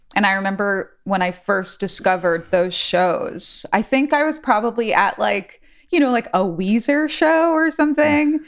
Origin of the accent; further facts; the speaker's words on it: New York City, New York, United States; now in New Orleans, United States; growing up in New York City, I grew up in the Bronx